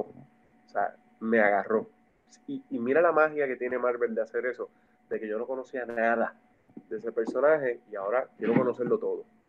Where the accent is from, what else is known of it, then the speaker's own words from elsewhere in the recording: Puerto Rico; yo soy acá de Macao